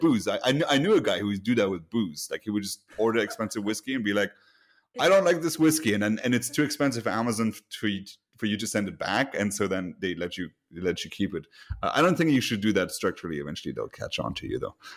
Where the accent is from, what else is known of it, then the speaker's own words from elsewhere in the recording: Luxembourg; moved away; my home country, uh, Luxembourg